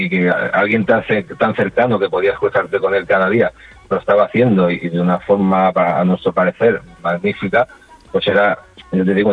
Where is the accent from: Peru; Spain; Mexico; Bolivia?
Spain; Sabadell, Catalonia; Pues todo empezó con otros grupos que empezaban de, en el mismo barrio donde nosotros crecimos ahí en los Termes. Sí. Todos mm. los alrededores, que, no deja de ser Sabadell.